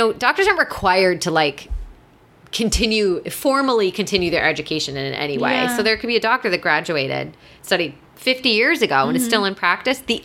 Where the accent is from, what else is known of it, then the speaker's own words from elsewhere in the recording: Midwest, United States; Obviously I'm from the Midwest. I grew up on box macaroni and cheese